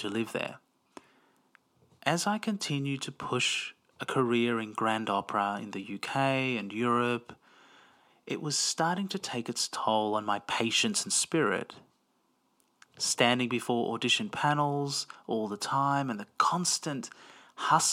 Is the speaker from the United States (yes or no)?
no; Melbourne, Victoria, Australia; I grew up in Melbourne, Australia, and have an Italian and Greek Cypriot background